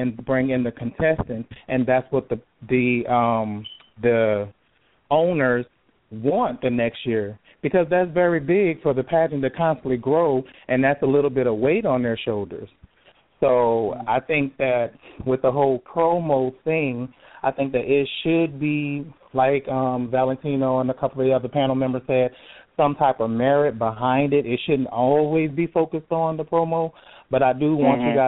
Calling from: Jacksonville, Florida, United States; I'm calling from Jacksonville, Florida

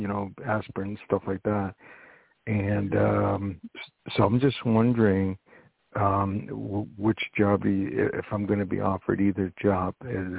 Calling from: New York, United States; I'm calling from New York.

